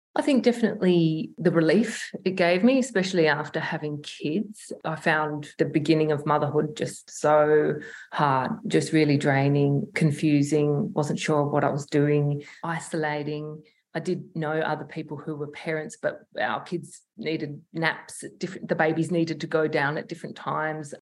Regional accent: Broken Hill, New South Wales, Australia; now in Adelaide, Australia; we grew up in Broken Hill, so it was this country town

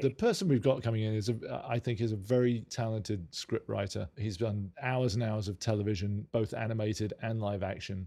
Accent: London, United Kingdom; moved away as an adult; now in Los Angeles, United States; We're two Brits who grew up in North London

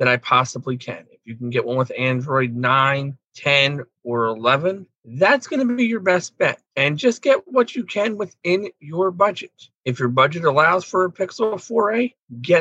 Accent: Pennsylvania, United States; I'm from Pennsylvania

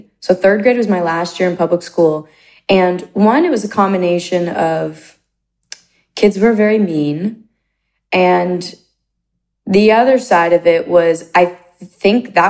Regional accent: close to Bethlehem and Allentown, Pennsylvania, United States; moved away; I was kind of dropped off in the middle of nowhere in Pennsylvania, close to Bethlehem. Close to Allentown

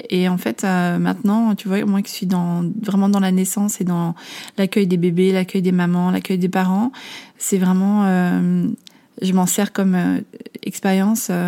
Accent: Amsterdam, North Holland, Netherlands; En fait, j'ai grandi à Amsterdam. mes parents sont français, mais ma maman était mariée avec un Néerlandais. Donc, c'est la raison pour laquelle j'étais expatriée enfant. Donc je parlais néerlandais

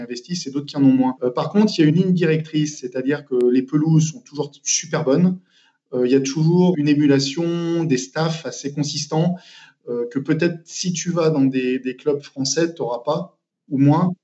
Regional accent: Saint-Étienne, Auvergne-Rhône-Alpes, France; moved away; also born or lived in Manchester; cette jeunesse justement à saint etienne de cette passion, parce que quand on est stéphanois

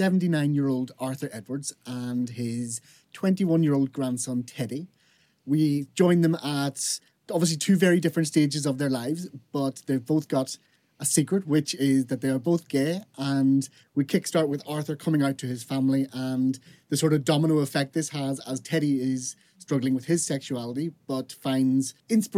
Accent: Fermanagh, Northern Ireland, United Kingdom; I'm from Fermanagh, which is in sort of West Northern Ireland. So I'm from a very, very small rural little place.

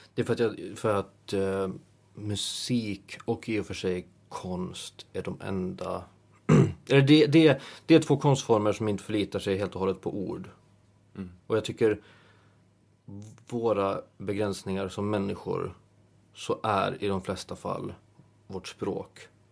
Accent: Åland Islands; moved away; när man är hemma på Åland

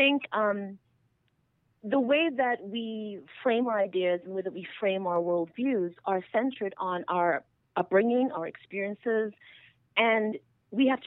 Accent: Trinidad & Tobago; first language English; moved away as an adult; now in United States; I'm actually originally from Trinidad and Tobago. I'm from a multiracial family in Trinidad and Tobago

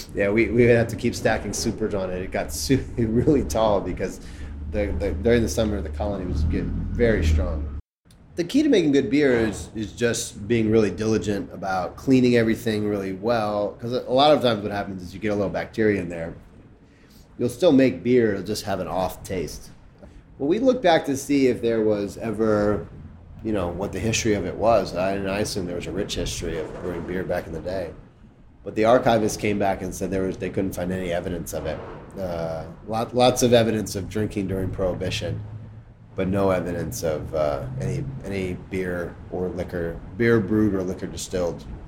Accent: Chicago, Illinois, United States; I'm from Chicago, from Hyde Park, where they're from, and so I actually knew them when I was in high school

